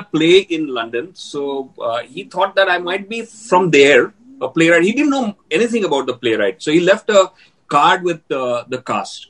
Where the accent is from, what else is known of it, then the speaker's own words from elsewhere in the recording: Ahmedabad, Gujarat, India; moved away as an adult; I was from a small town. I was from Ahmedabad.